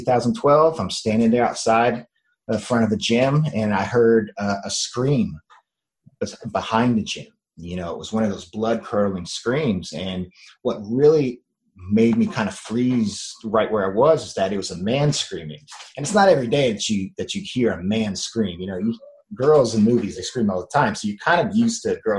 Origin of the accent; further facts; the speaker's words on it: Miami, Florida, United States; moved away as an adult; also born or lived in Jefferson City, Tennessee; I was a sun and beach kid. I was born in Miami, Florida, in the United States, and I was always outside